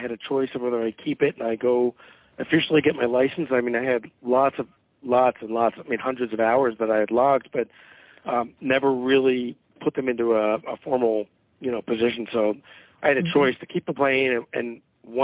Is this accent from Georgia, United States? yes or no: no; Philadelphia, Pennsylvania, United States; moved away as an adult; also born or lived in Atlanta; I grew up in Philadelphia, went to high school there